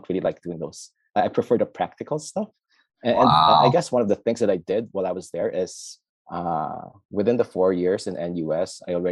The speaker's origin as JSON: {"language": "English", "country": "Philippines", "tie": "born or raised there", "also_born_or_lived": "Singapore", "moved": "as an adult", "said": "Born and raised in the Philippines, grew up here"}